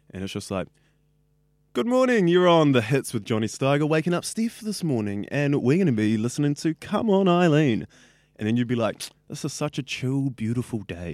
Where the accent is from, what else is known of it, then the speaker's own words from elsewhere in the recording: Auckland, New Zealand; I grew up in West Auckland